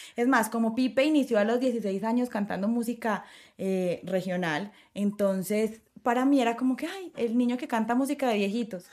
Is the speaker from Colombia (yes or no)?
yes; Colombia